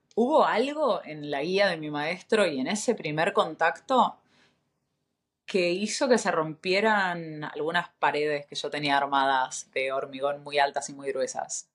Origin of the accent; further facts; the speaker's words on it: Buenos Aires, Argentina; moved away as an adult; also born or lived in Chile / Brazil / Europe; nacida en Buenos Aires hace 37 años.